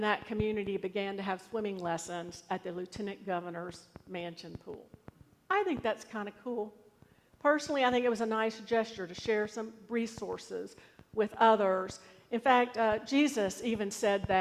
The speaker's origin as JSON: {"language": "English", "country": "United States", "said": "I'm an American citizen."}